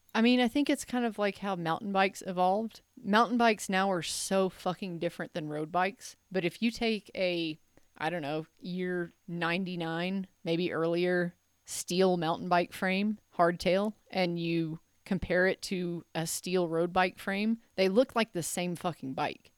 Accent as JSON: {"language": "English", "town": "Memphis", "region": "Tennessee", "country": "United States", "said": "I'm from Memphis"}